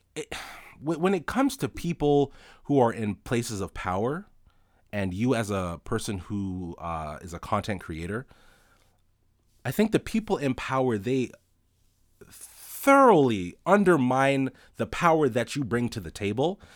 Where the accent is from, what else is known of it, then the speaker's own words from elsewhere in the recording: Toronto, Ontario, Canada; I was born and raised in Toronto, uh, Rexdale to be specific.